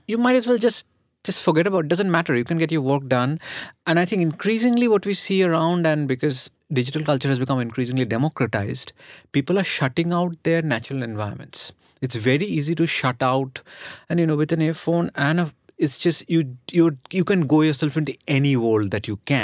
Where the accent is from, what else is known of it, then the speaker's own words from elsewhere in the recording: Kolkata, West Bengal, India; one of my childhood memories of growing up in Calcutta is traffic jams.